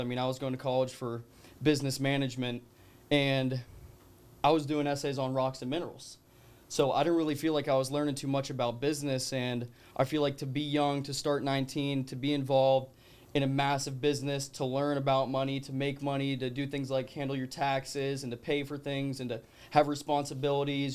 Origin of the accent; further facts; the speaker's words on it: Colorado, United States; moved away; I'm originally from Colorado